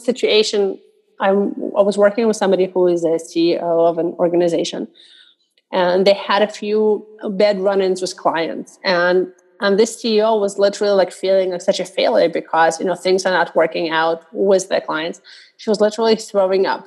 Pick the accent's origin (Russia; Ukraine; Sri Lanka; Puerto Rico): Russia; moved away; growing up in Russia, one of the things you're taught is that nobody cares what you think